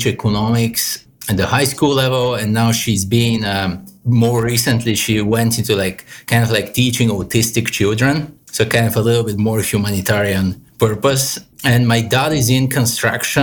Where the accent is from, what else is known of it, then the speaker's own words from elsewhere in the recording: Bulgaria; moved away as an adult; also born or lived in New York City, United States; now in New York City area, United States; I'm Eastern European, Bulgarian myself. So I grew up in Bulgaria. I came here at 22 for my master's.